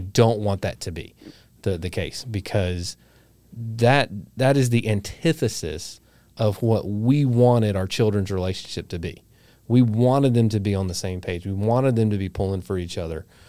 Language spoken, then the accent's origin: English; the South, United States; living here in the South. And if you hadn't figured it out, we're from the South.